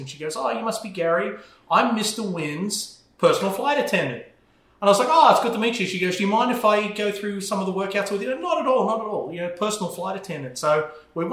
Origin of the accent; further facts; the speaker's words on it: Melbourne, Victoria, Australia; accent: Australian; moved away as an adult; also born or lived in Arizona; now in United States; I'm from Melbourne